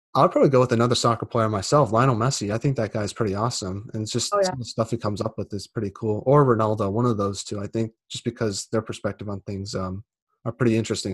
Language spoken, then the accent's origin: English; United States; I'm American